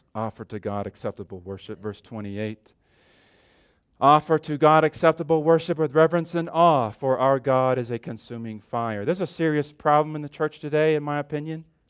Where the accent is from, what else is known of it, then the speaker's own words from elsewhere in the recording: California, United States; moved away; I grew up in California